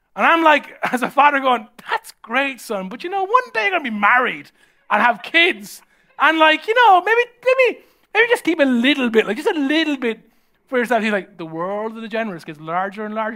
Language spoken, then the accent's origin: English; Ireland; normally how I was raised in Ireland